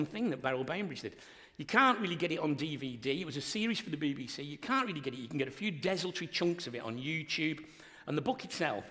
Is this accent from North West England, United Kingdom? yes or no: yes; Wigan, North West England, United Kingdom; George Orwell wrote about my hometown, Wigan